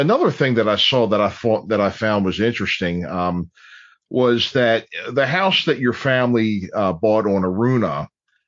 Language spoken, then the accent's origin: English; Dundalk, Maryland, United States; I'm growing up in Dundalk